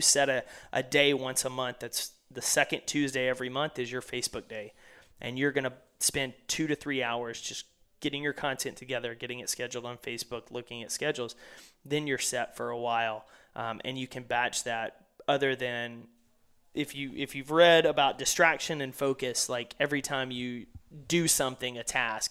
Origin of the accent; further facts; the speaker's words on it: East Texas, United States; growing up in East Texas